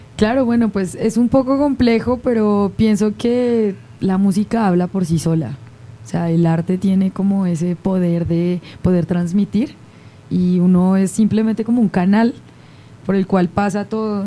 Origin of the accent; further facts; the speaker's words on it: Colombia; es tradición oral en mi país. Entonces viajar dentro de Colombia